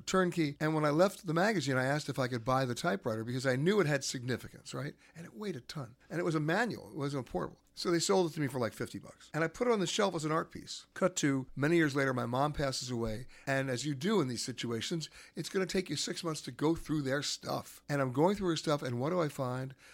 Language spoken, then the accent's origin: English; New York, United States; I grew up in Manhattan